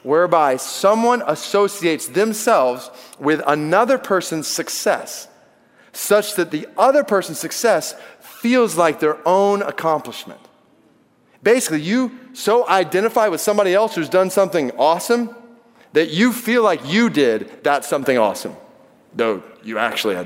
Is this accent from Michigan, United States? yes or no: no; Atlanta, Georgia, United States; I grew up in Atlanta